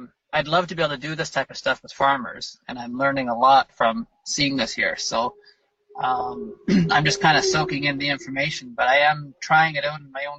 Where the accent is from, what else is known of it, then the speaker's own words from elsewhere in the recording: Ontario, Canada; moved away; I'm from Ontario originally